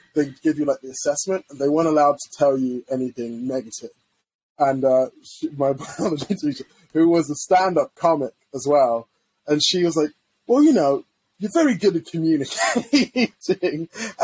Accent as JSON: {"language": "English", "country": "Zimbabwe", "tie": "born there", "moved": "yes", "said": "I was born in Zimbabwe, right? And first-gen immigrant. And we came to this country"}